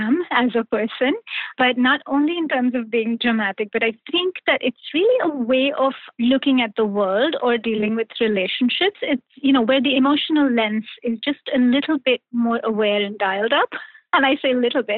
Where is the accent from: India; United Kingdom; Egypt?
India; moved away as an adult; So I grew up in India. I moved here many, many, many years ago, but I grew up in India